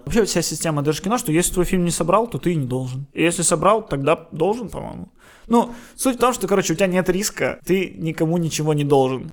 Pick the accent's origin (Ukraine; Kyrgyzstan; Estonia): Ukraine; Я украинец, я люблю тот факт, что я украинец, я люблю Украину.